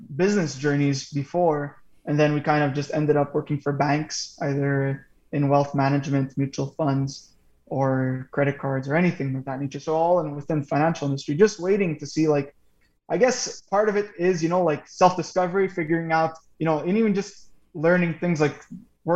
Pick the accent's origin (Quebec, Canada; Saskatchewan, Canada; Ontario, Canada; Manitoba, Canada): Quebec, Canada; Montreal; We're from Montreal. We're all born and bred Montreal.